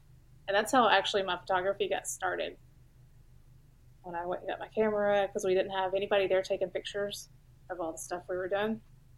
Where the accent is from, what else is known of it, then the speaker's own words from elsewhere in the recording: Mount Juliet, Tennessee, United States; I grew up here in Nashville, but right outside of it. I went to school in Mount Juliet. So Wilson County, it's like right on the line of Davidson.